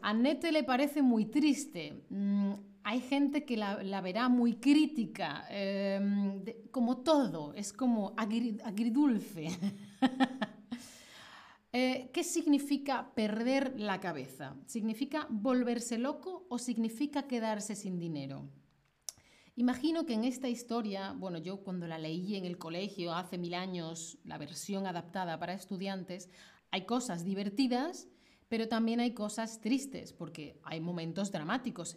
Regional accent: Spain; moved away as an adult; now in Colombia; yo soy de España

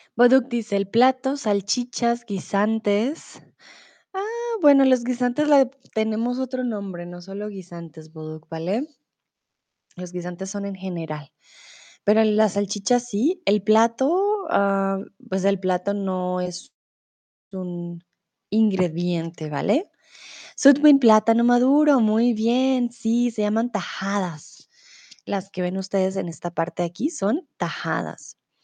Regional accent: Bogotá, Colombia; also born or lived in Mexico; now in Germany; Yo no soy de Medellín, ¿vale? Yo soy de Bogotá.

